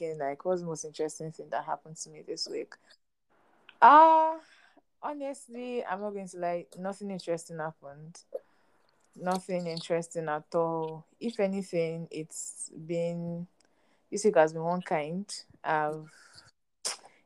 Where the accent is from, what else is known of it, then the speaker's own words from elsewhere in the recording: Nigeria; I'm a Nigerian and I'm living in Nigeria